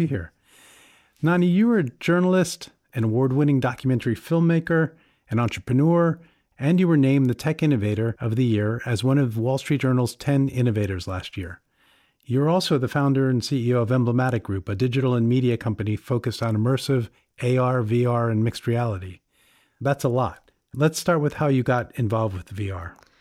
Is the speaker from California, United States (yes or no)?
no; New York City, New York, United States; As a New Yorker